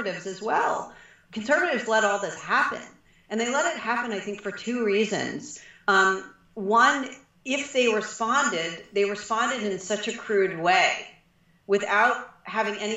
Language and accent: English; Prince George's County, Maryland, United States; I grew up in Prince George's County, Maryland